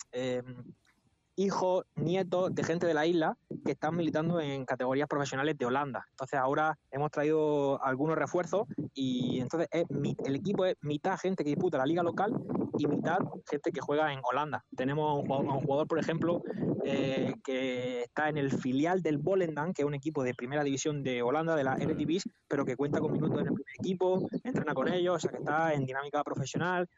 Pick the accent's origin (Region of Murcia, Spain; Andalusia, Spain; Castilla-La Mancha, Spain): Region of Murcia, Spain; Murcia; moved away as an adult; now in Bonaire; yo personalmente soy de España